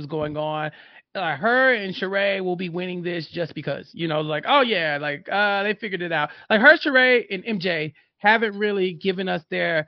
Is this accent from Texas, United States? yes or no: yes; Texas, United States; I'm from Texas